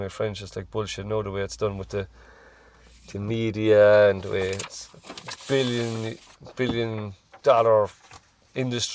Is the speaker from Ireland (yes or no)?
yes; Ireland; we're all Irish, we're Celts.